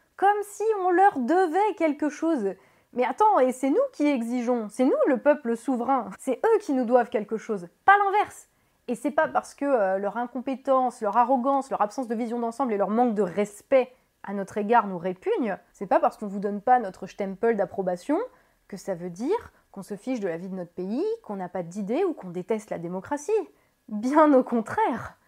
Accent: France; en tant que Français

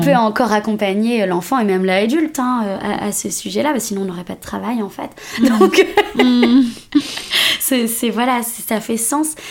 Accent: France; je, suis d'origine marocaine, je suis née en France mais euh, du coup ma famille est d'origine marocaine

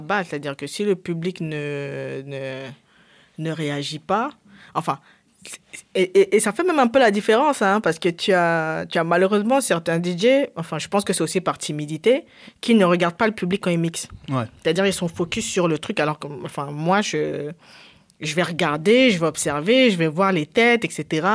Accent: Cameroon; je viens du Cameroun, j'ai grandi au Cameroun

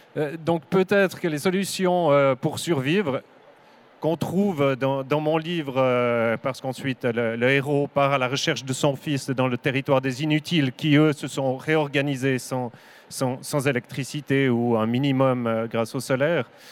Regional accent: Switzerland; je viens de Suisse

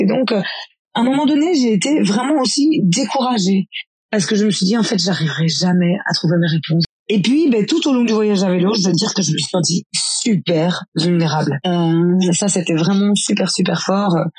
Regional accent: Belgium; je suis belge, j'ai grandi dans une famille de quatre enfants

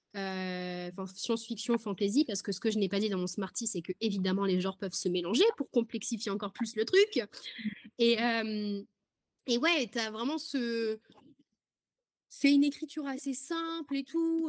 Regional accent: France; je suis française, j'habite en France

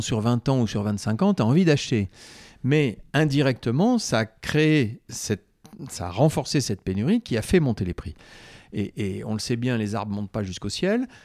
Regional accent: Corrèze, Nouvelle-Aquitaine, France; je suis originaire de la Corrèze

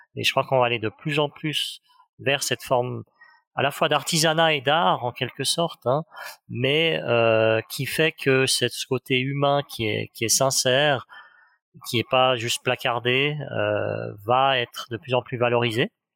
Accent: Geneva, Switzerland; je, viens de Genève, je viens de, de Suisse, et donc l'horlogerie finalement fait partie de notre paysage quotidien.

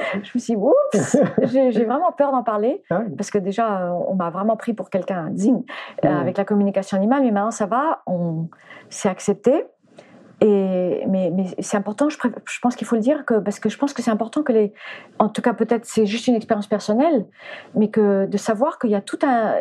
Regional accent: France; French is a second language; also born or lived in United States / Spain; j'étais américaine quand je suis arrivée en France. Donc je, déjà je parlais pas français et j'ai commencé à aller à l'école. Je sais plus à quel âge on va à l'école, mais j'avais 4 ans quand on est arrivé

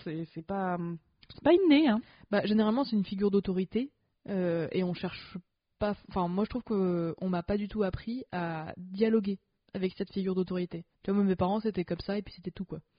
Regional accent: France; first language French; je suis française francophone de base

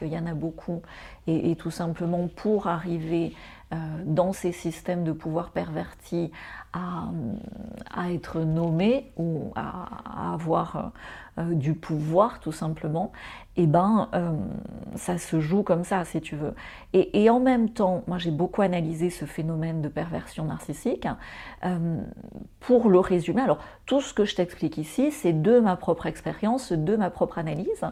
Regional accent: France; now in Mauritius; je suis française, j'ai eu besoin d'un visa

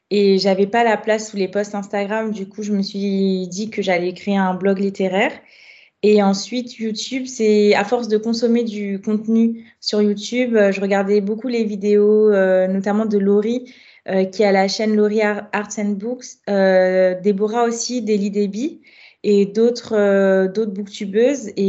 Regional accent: Guadeloupe, France; moved away as an adult; now in Paris, France; je suis guadeloupéenne. Euh, donc, ça fait à peu près sept ans que je vis à Paris maintenant. Donc, j'ai j'étais en Guadeloupe pendant assez longtemps puisque j'ai fait ma licence de droit là-bas.

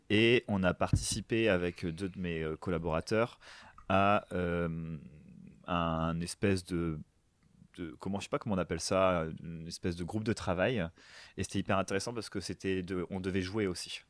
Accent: France; nous, en tant que Français

